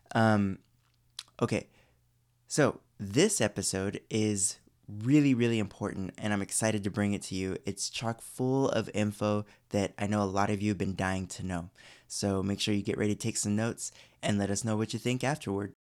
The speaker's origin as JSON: {"language": "English", "area": "Orange County", "region": "California", "country": "United States", "tie": "born or raised there", "lives_now": "Burbank, United States", "said": "I grew up in Orange County"}